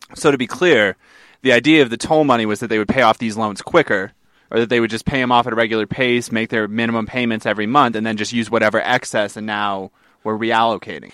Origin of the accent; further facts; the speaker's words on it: New England, United States; moved away; I'm from New England